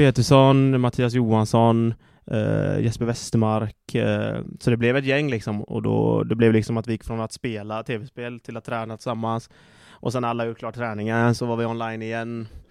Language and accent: Swedish; Gothenburg, Västra Götaland, Sweden; moved away as an adult; also born or lived in Slovakia; det är gött att vara hemma i Göteborg